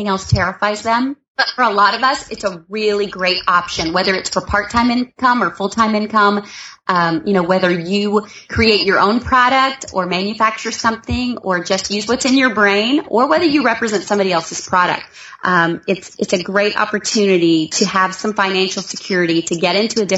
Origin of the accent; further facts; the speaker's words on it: the South, United States; I am from the South, so I'm from the place where we're kind of country out here